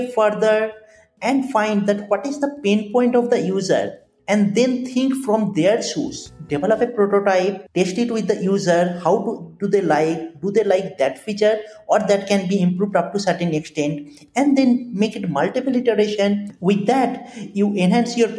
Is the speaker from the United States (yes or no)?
no; Kolkata, West Bengal, India; moved away; I completed my graduation from my hometown, that is Kolkata, on 2013